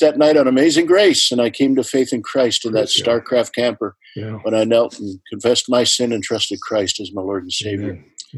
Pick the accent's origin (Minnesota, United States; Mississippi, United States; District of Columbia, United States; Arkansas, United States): Minnesota, United States; Leech Lake Reservation, north central; But I grew up on the Leech Lake Reservation, which is in north central Minnesota.